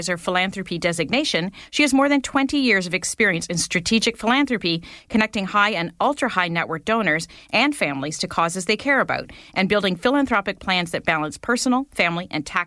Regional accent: Winnipeg, Manitoba, Canada; I grew up in Winnipeg

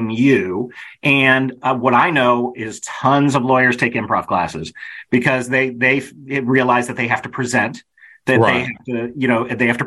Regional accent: Kenilworth, Illinois, United States; I grew up in Kenilworth, Illinois

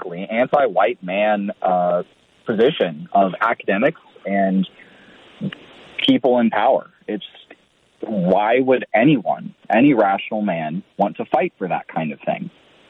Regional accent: United States; our moral objectives that seem to exist, in my mind, conflict with my values as an American and as a Catholic.

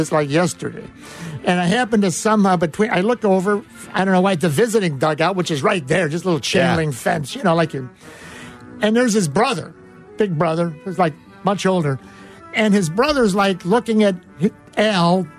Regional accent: La Grange, Illinois, United States; where I grew up in LaGrange

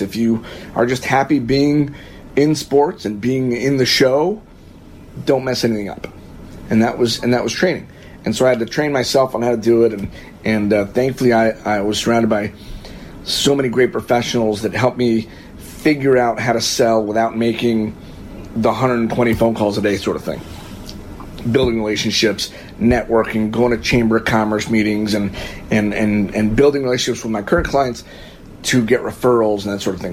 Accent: Florida, United States; now in Whiting, United States; I'm from Florida

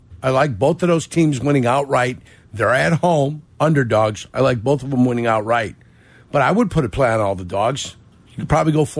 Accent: Calumet City, Illinois, United States; also born or lived in Germany; I grew up in Calumet City on the south side.

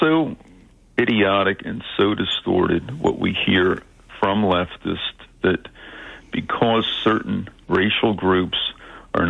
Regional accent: Philadelphia, Pennsylvania, United States; English is a second language; That's where I grew up. My first language was not English

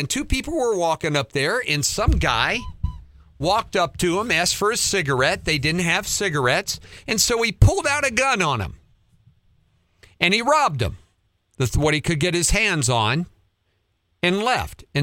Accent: Montana, United States; I grew up in Montana, young age, adored tanning, but my wife and I prefer all of our traveling and camping now in the motorhome

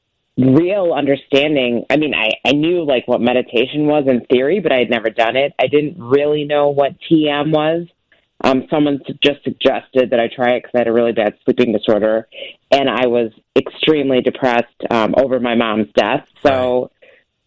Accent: Chicago, Illinois, United States; now in Colorado, United States; born and raised in Chicago

